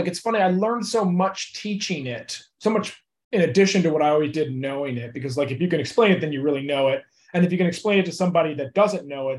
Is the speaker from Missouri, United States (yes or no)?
yes; St. Louis, Missouri, United States; now in Los Angeles, United States; Laker fan for life because St. Louis didn't have a team, you know.